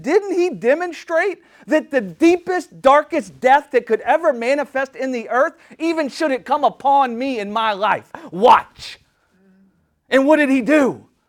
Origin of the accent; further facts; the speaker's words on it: United States; I'm just an American